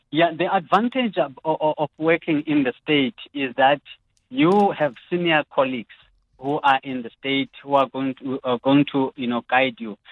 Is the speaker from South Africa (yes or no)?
yes; South Africa; as a South African uh, uh taxpayer